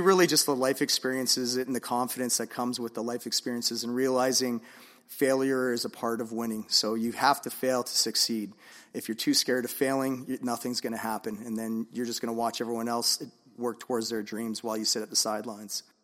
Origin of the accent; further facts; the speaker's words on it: Vancouver, British Columbia, Canada; I'm originally from Vancouver, so, um, I'm a proud Vancouverite.